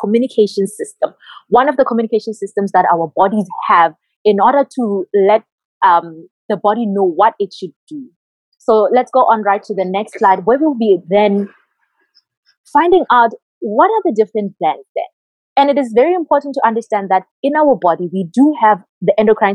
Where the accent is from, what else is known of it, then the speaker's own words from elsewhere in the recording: Botswana; moved away as an adult; now in Cuba; my home country in Botswana